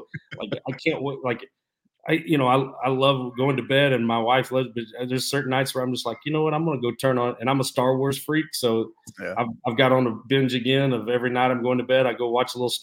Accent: San Angelo, Texas, United States; I grew up in West Texas big time

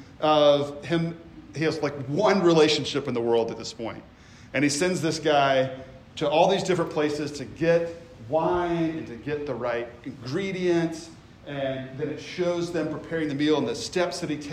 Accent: Memphis, Tennessee, United States; moved away; also born or lived in the Carolinas; I grew up in the South. I grew up in Memphis.

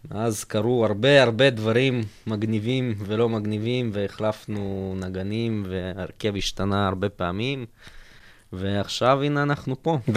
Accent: Russia; בתור רוסי, אוכל גבינה עם מקניק.

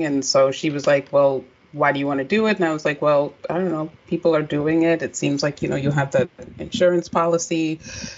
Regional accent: Maryland, United States; we're both from Maryland

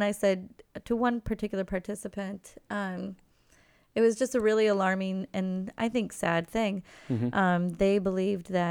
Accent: Cahokia, Illinois, United States; I grew up in Cahokia, Illinois

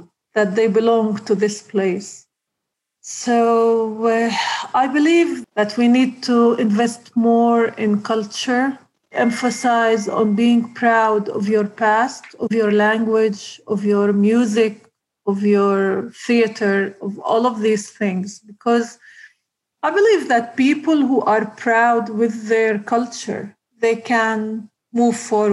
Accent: Nazareth, Northern District, Israel; I grew up in Nazareth, a very simple family

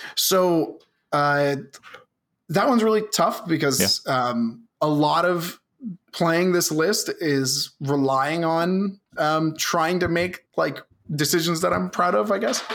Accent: Southern Ontario, Canada; I'm from Southern Ontario.

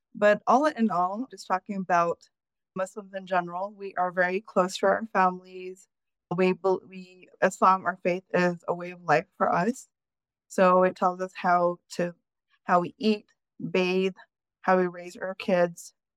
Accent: United States; I was born in the United States

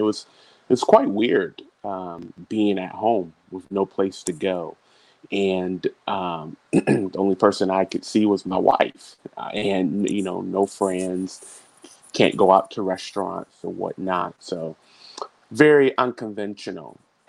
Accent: Augusta, Georgia, United States; also born or lived in Dayton, Ohio / Germany / Korea; now in Tampa, United States; So I was born in Dayton, Ohio, but I consider Augusta, Georgia to be home. That's where I was raised. That's where I received all my education. I currently reside in Tampa, Florida with my wife, Raisa.

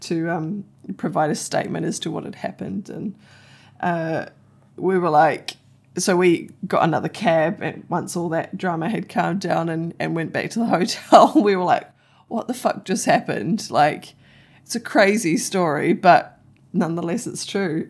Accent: New Zealand; me being a Kiwi

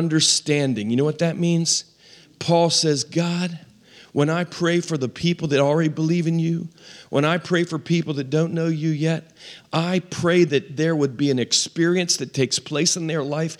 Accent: Western Maryland, United States; We were raised in Western Maryland

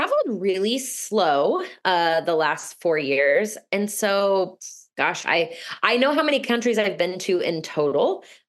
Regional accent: Midwest, United States; I am originally from the Midwest and I invest in the Midwest.

